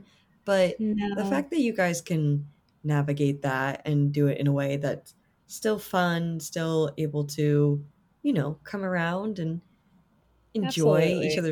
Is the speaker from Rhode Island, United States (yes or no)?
yes; Rhode Island, United States; moved away as an adult; also born or lived in Limerick, Ireland; now in Los Angeles, United States; I grew up in Rhode Island